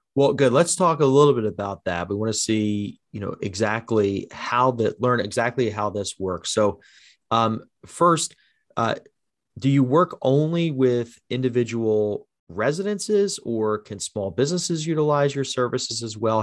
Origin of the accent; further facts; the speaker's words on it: New Jersey, United States; also born or lived in Haddon Township, New Jersey; Born and raised in South Jersey